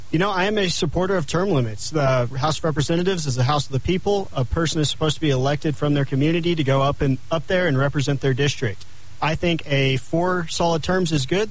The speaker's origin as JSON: {"language": "English", "town": "Clovis", "region": "New Mexico", "country": "United States", "tie": "born or raised there", "also_born_or_lived": "Lubbock, Texas", "lives_now": "Albuquerque, United States", "said": "I grew up in Clovis, New Mexico on my parents' dairy farm."}